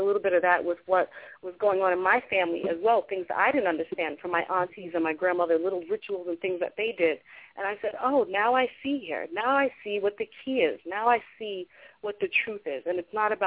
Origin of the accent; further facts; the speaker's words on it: New York City, New York, United States; also born or lived in Long Island; I was born in Hollis. And I was born in Hollis through crack era and all that craziness in Hollis. And that's where I was born. I was raised there until about the age of 10, 11. And then we moved out to Long Island